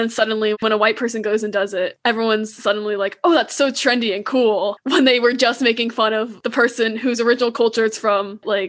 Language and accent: English; United States; I would make jokes at my own expense about being Chinese American. Like, haha, like I eat dogs, I'm bad at driving, like my small eyes, haha.